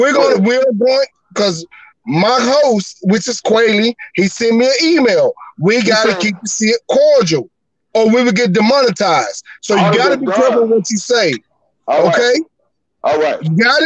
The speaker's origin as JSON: {"language": "English", "town": "Fort Worth", "region": "Texas", "country": "United States", "said": "I'm from Funky Town. I'm from Funky Town, Texas, man."}